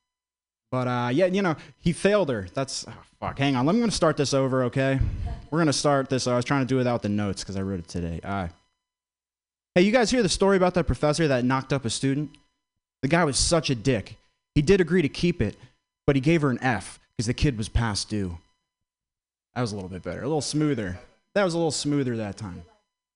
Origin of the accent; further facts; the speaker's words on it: Vermont, United States; I grew up in Vermont